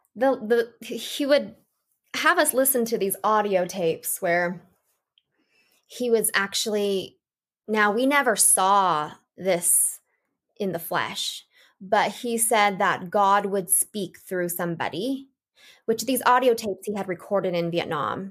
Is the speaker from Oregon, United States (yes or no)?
yes; Portland, Oregon, United States; I was born in Portland, Oregon. I was the fifth of six children, and I had a really normal childhood up until the age of seven